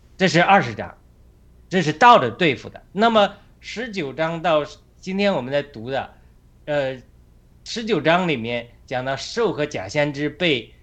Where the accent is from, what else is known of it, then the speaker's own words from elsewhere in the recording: China; now in United States; 我们家乡农村砍树